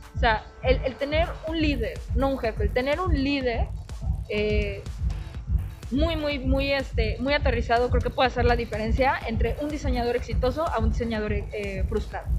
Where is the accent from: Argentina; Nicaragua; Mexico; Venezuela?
Mexico; el mestizaje que tengo yo como libanesa y también como mujer mexicana